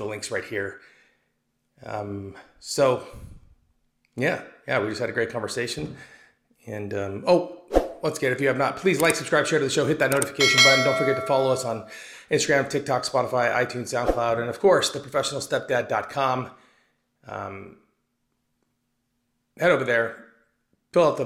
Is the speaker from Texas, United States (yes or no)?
no; Arizona, United States; moved away as an adult; also born or lived in East Coast, United States; I moved back to Arizona from the East Coast, where I was in the United States Army for about 8 or 9 years